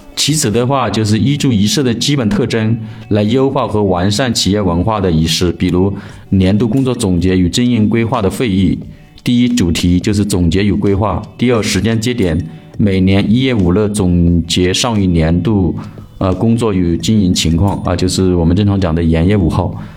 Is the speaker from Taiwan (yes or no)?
no; China; 我们中国人的传统文化